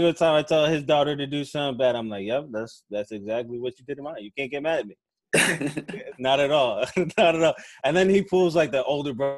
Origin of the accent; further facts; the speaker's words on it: Delaware, United States; moved away as an adult; also born or lived in Brooklyn, New York; now in Houston, United States; I'm originally from Brooklyn. I moved to Delaware